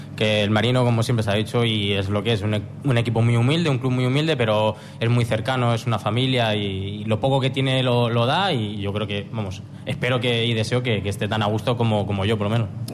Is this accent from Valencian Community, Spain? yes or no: no; Móstoles, Community of Madrid, Spain; moved away as an adult; also born or lived in Gijón, Asturias; now in Asturias, Spain; mostoleño de nacimiento, pero pero no es que quiera ya eh, sentirme poco mostoleño, pero sí es verdad que, me siento ya un gijonés y un asturiano más